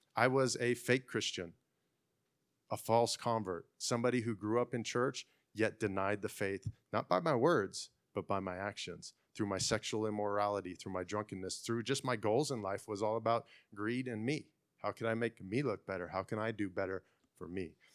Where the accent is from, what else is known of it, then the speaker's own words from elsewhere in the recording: Fresno, California, United States; now in Clovis, United States; I'm from Fresno. I live in Clovis